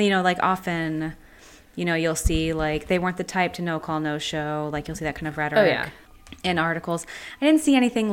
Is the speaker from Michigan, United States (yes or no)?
yes; Detroit, Michigan, United States; moved away; I grew up in Detroit, but I haven't lived there in a while